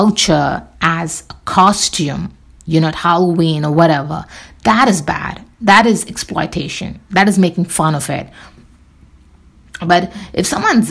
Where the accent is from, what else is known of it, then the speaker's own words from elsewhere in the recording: India; I'm Indian